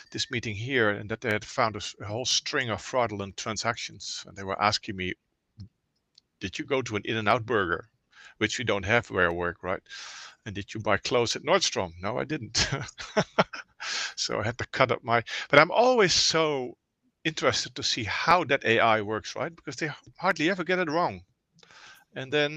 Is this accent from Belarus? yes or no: no; Netherlands; moved away as an adult; also born or lived in Oakland, California; now in Lafayette, United States; I'm Dutch